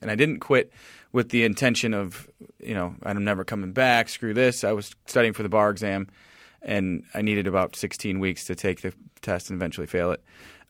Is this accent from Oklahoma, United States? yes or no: no; Chicago, Illinois, United States; Which, Angie's from Chicago. I'm from Chicago. We got to be friends from being from Chicago